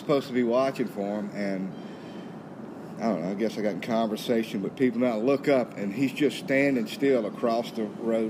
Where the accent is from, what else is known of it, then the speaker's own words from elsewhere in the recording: Holden, Louisiana, United States; The Arnett brothers I grew up with in Holden